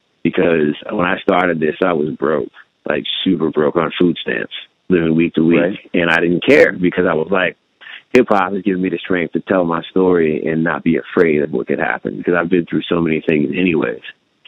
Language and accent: English; California, United States; born there; basically I was born in California, and we drove across the interstate following telecommunications work for my dad.